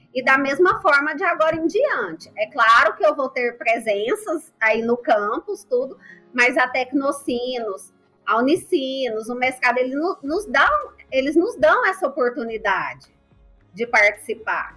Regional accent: Goiânia, Goiás, Brazil; eu sou de Goiás, Goiânia

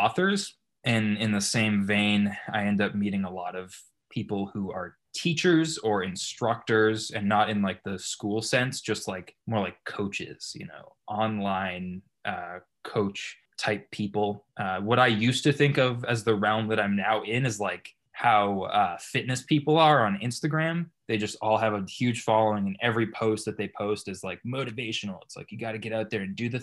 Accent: Boston, Massachusetts, United States; moved away as an adult; now in Beverly Hills, United States; I'm from Massachusetts. I'm currently living in Beverly Hills

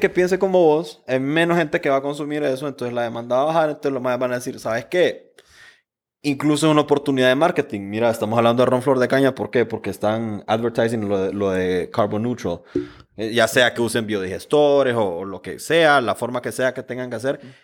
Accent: Honduras; Como hondureños

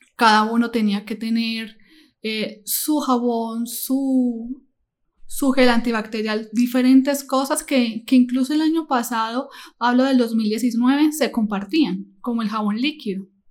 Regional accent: Medellín, Antioquia, Colombia; now in Cali, Colombia; yo no soy de Cali, yo soy de la ciudad de Medellín. Mi familia, mis padres se encontraban en tal ciudad

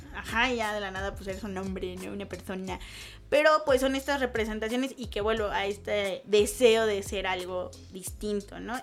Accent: Mexico; aquí en México

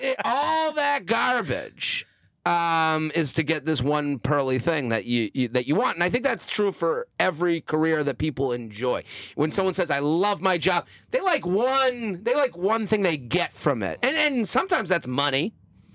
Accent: Needham, Massachusetts, United States; moved away as an adult; now in New York, United States; I'm from outside of Boston, a suburb called Needham

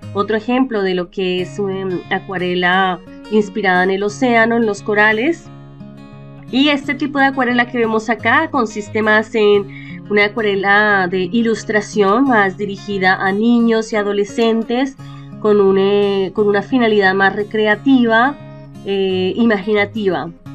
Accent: Bogotá, Colombia; moved away; nací en Bogotá, Colombia

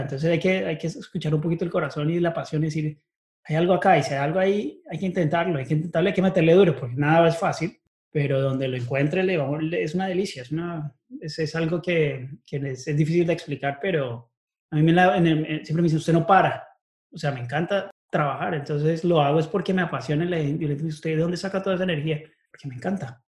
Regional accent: Bogotá, Colombia; moved away as an adult; also born or lived in United States; now in Chicago, United States; Nací en Bogotá y estudié allá hasta que me gradué del colegio. Después me vine para Estados Unidos

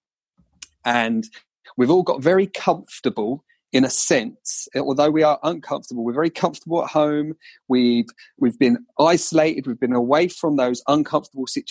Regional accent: Colchester, East of England, United Kingdom; accent: Colchester; my Colchester accent

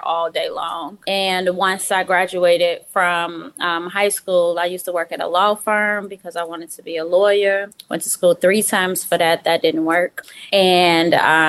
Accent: Chicago, Illinois, United States; When I was younger, I lived in the hood

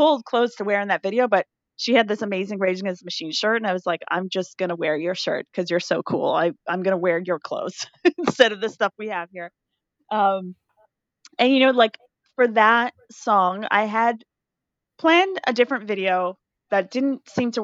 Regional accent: Canada; as a Canadian

